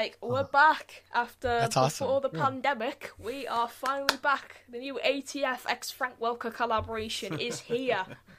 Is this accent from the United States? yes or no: no; United Kingdom; I'm British.